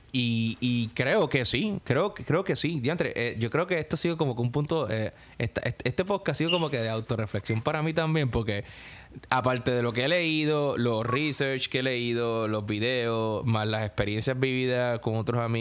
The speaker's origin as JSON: {"language": "Spanish", "country": "Puerto Rico", "moved": "yes", "said": "porque yo obviamente yo me mudé de Puerto Rico para acá"}